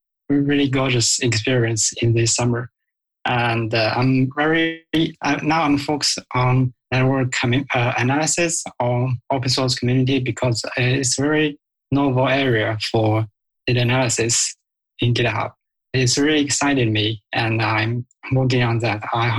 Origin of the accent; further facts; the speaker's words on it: China; because I come from China. And now I'm a master's student at East China Normal University in Shanghai.